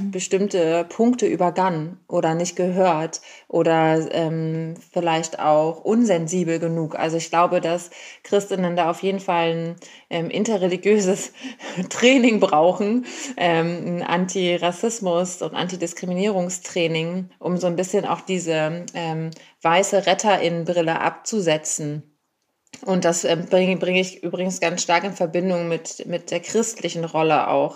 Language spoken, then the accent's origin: German; Germany; now in Berlin, Germany; ich bin eine weiße äh, Frau, die in Deutschland geboren ist